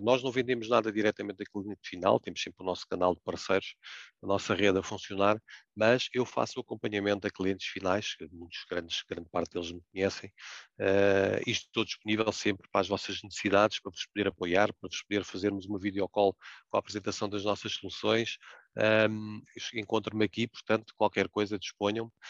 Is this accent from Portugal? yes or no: yes; Portugal; como português que somos